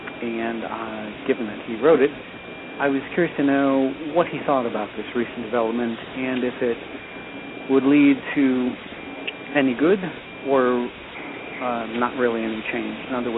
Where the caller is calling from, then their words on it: Harpers Ferry, West Virginia, United States; I'm calling from Harper's Ferry.